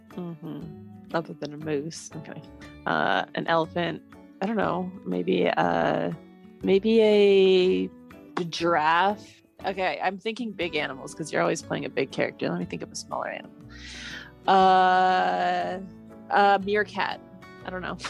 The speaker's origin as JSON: {"language": "English", "country": "United States", "said": "I am American"}